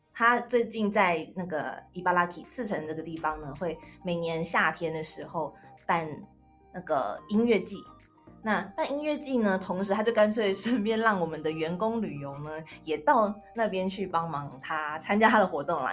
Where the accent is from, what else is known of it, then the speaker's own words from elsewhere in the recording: Taiwan; moved away as an adult; now in Japan; 你怎么知道我是台湾人